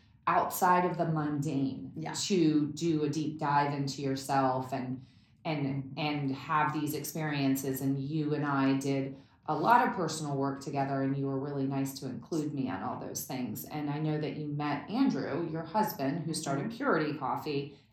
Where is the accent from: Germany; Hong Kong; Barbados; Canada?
Germany; Berlin; I mean, growing up in East Berlin, I mean, I was a diplomat's child, so it was like very fancy in things that we had, a cook, a maid, and a driver, but it was East Berlin, and being behind the wall